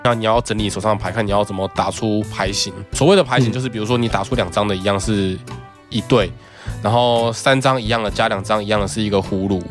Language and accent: Chinese; Taiwan; 我们本省人家庭